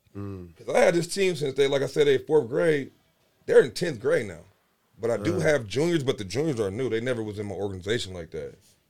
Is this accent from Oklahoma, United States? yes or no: no; Las Vegas, Nevada, United States; I'm from Vegas.